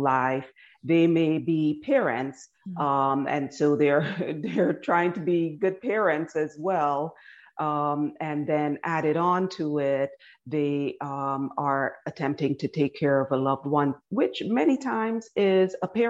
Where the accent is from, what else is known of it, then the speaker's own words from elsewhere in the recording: Barbados; moved away as an adult; also born or lived in Guyana / Washington, District of Columbia, United States / New York; now in United States; I was born in Guyana and I grew up in Barbados